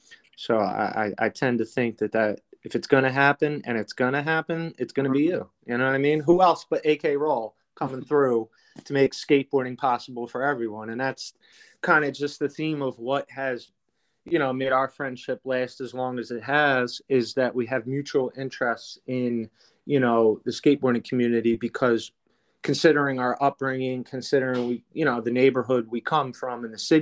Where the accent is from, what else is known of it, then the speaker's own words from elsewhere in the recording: Philadelphia, Pennsylvania, United States; we come from Philly and we're skate rats from Philly